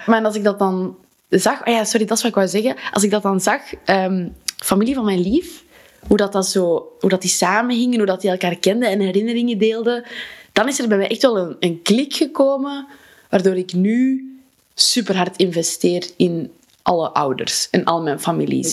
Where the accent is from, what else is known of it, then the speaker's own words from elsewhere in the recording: Wijgmaal, Flanders, Belgium; mijn geboortedorp, Wijgmaal